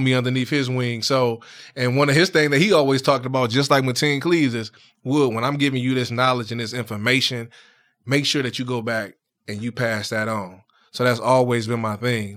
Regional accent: Saginaw, Michigan, United States; I'm from Saginaw

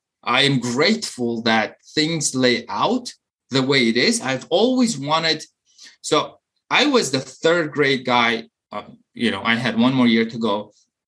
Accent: Uzbekistan; moved away as an adult; also born or lived in Maryland; now in United States; while I was growing up in Uzbekistan

